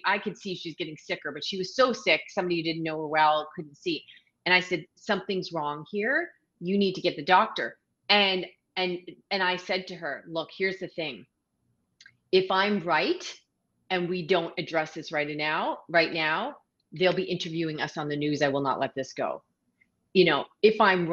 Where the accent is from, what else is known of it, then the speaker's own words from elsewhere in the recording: Canada; also born or lived in Ontario; now in Prince Edward Island, Canada; I'm a Canadian